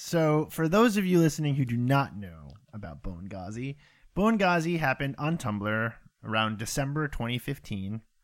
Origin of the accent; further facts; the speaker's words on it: near Salem, Massachusetts, United States; I grew up next to Salem, Massachusetts.